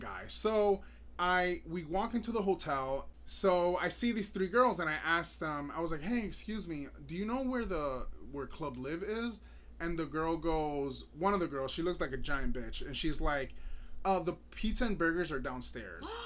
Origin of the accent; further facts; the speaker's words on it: Miami, Florida, United States; moved away; I was born and raised in Miami